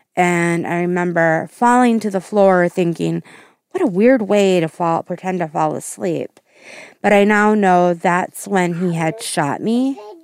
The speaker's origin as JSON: {"language": "English", "region": "Central Wisconsin", "country": "United States", "said": "I am from Central Wisconsin area"}